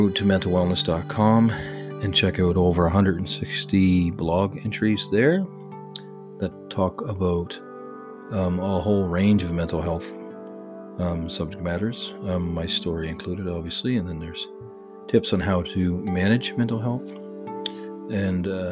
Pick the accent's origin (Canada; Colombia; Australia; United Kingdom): Canada; I'm Canadian